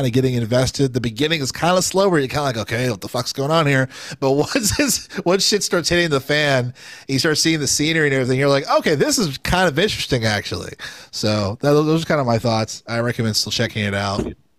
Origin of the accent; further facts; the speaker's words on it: United States; as like an American player